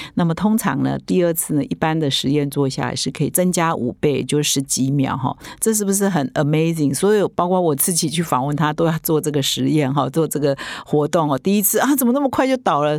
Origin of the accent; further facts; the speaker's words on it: Taiwan; 我们台湾人啊，或者是我们华人